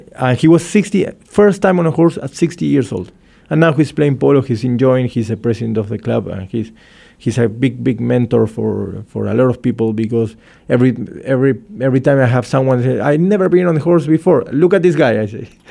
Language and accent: English; Argentina; I'm from Argentina, and for for those who knows Argentina, we are very welcoming people